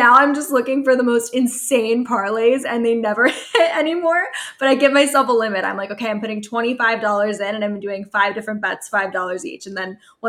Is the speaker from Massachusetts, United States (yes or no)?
no; Pennsylvania, United States; moved away as an adult; now in Florida, United States; But I grew up in Pennsylvania, so whenever I'm home, there's FanDuel works. It's legal there. I live in Florida